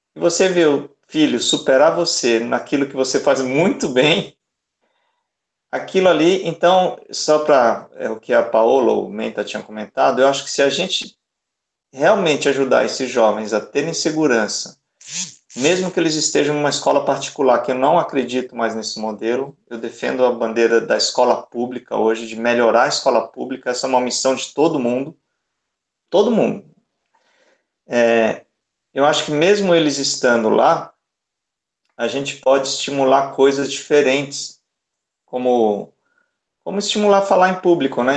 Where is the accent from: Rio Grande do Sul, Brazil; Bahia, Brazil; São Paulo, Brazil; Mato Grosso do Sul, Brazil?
Bahia, Brazil; Salvador; eu sou de Salvador.